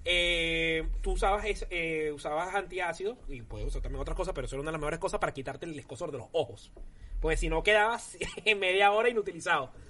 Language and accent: Spanish; Puerto Ordaz, Bolívar, Venezuela; moved away as an adult; now in Spain; yo soy de Puerto Ordaz, nací en Puerto Ordaz, pero eh, no fue en mi ciudad natal, fue donde estaba viviendo, disculpa, en Ciudad Bolívar